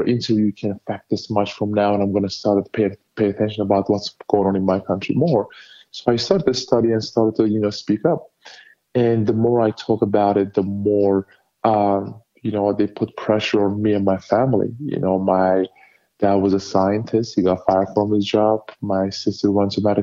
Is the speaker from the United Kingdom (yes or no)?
no; Turkey; now in United States; my home country, Turkey